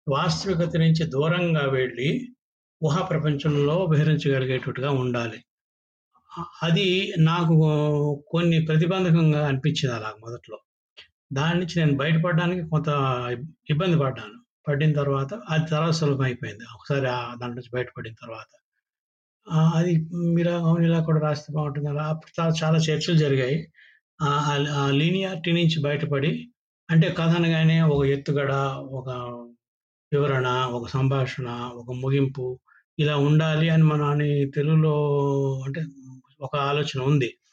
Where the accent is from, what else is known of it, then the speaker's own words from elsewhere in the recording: Srikakulam district, Andhra Pradesh, India; also born or lived in Visakhapatnam; శ్రీకాకుళంలో శ్రీకాకుళం జిల్లాలో చదువుకున్న నా స్కూల్ కానీ మా సొంత ఊరు అయితే విశాఖపట్నం తాతలది వాళ్ళది